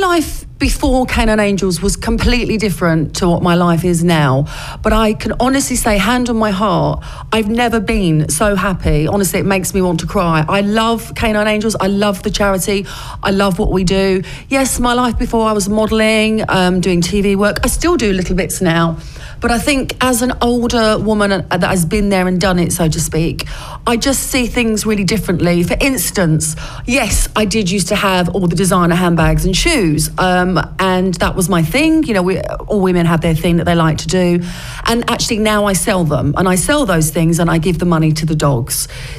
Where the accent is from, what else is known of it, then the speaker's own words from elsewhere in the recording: Basildon, East of England, United Kingdom; also born or lived in London; Well, yeah, I was born in London, but we moved to Essex when I was a child, and I was brought up in Essex, actually in Basildon.